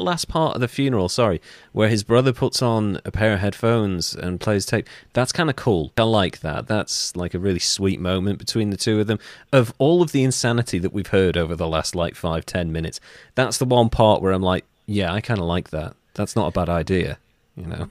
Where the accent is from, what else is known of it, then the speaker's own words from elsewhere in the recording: North Wales, United Kingdom; I'm from North Wales.